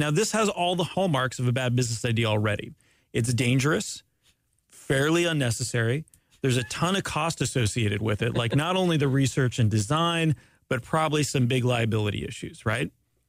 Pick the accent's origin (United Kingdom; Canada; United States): Canada; I'm Canadian, by the way.